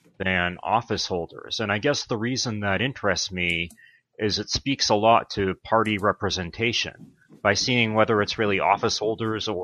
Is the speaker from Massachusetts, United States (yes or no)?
yes; Brockton, Massachusetts, United States; moved away as an adult; also born or lived in Pennsylvania / Los Angeles, California / Washington, D.C.; I grew up in a blue-collar town in Massachusetts called Brockton